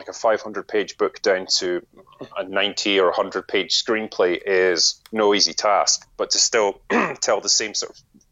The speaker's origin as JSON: {"language": "English", "region": "Scotland", "country": "United Kingdom", "tie": "born or raised there", "said": "growing up in Scotland"}